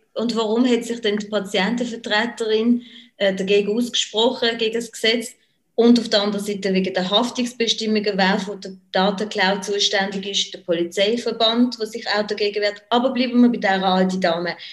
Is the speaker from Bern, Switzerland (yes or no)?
no; Basel, Basel-Stadt, Switzerland; ich jetzt als Baslerin